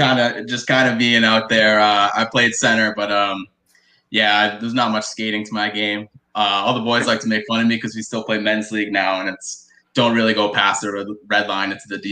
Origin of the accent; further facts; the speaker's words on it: Massachusetts, United States; growing up in the Massachusetts community